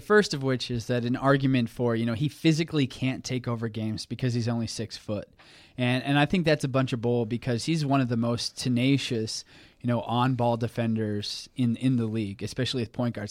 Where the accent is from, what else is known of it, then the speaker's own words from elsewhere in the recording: Tulsa, Oklahoma, United States; I'm from Tulsa.